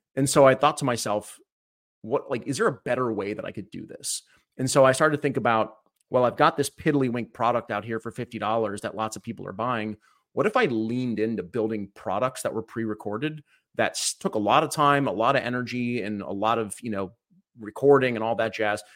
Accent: Cleveland, Ohio, United States; I was born in Cleveland, Ohio, uh, back in nineteen eighty-one

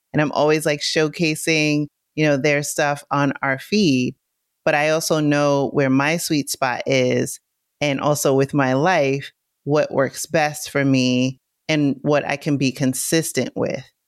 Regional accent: New York City, New York, United States; I come from New York City. I grew up in the Bronx

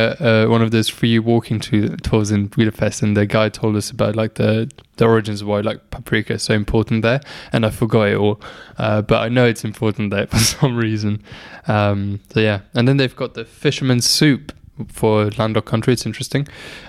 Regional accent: Luxembourg; moved away; he finds out I'm from Luxembourg.

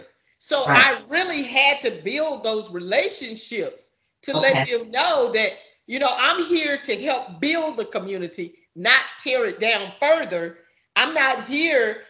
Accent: Fort Worth, Texas, United States; I grew up in Fort Worth

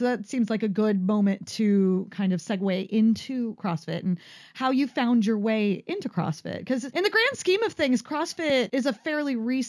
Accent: California, United States; I went to summer camp growing up in Central California.

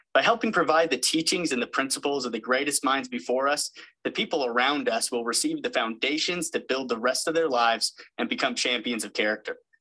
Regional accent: West Covina, California, United States; now in North Carolina, United States; I'm actually from West Covina, California, and a Citrus College alum

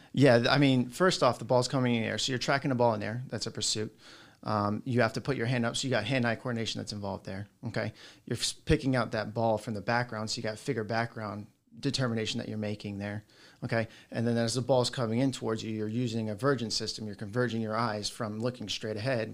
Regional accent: South Florida, United States; I grew up down in South Florida

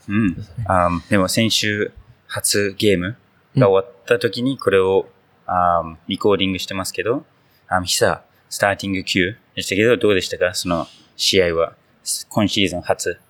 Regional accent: New Zealand; Japanese is a second language; now in Japan; 僕の母国ニュージーランド

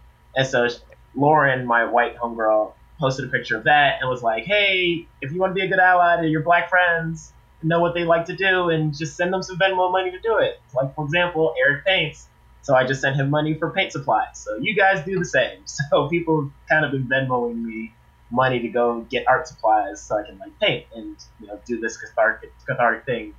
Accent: Maryland, United States; born or raised there

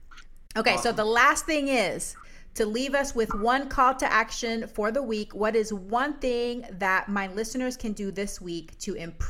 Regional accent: Panama

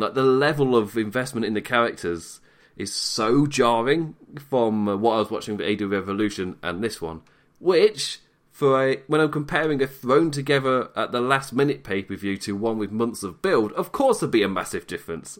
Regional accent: England, United Kingdom; I'm English

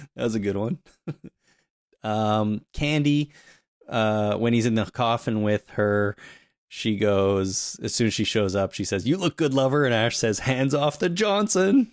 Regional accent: Canada; I'm Canadian

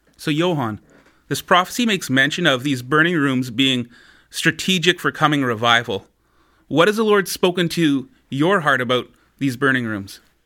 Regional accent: Winkler, Manitoba, Canada; Winkler's my hometown, a small town of maybe about thirteen thousand people

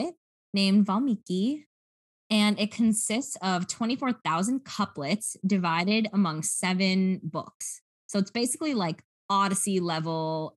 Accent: United States; accent: American; my American accent because I speak American English

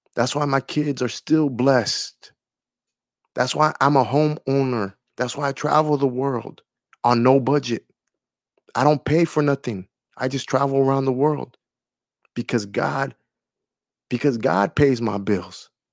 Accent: California, United States; moved away; my home state of California

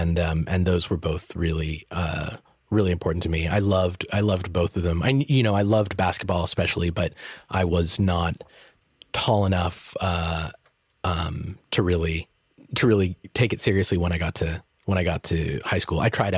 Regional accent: Peabody, Massachusetts, United States; because I grew up in Peabody, Massachusetts, and it was predominantly white.

